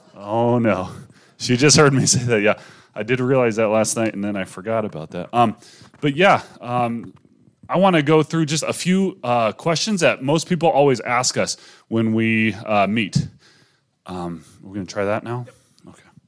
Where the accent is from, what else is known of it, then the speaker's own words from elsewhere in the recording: near Manchester, North West England, United Kingdom; moved away; also born or lived in Wales; I grew up in next to Manchester. I mean, 40 miles from Manchester